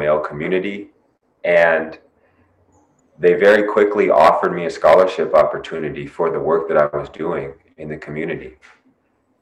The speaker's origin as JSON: {"language": "English", "town": "Los Angeles", "region": "California", "country": "United States", "said": "I come from Los Angeles, California"}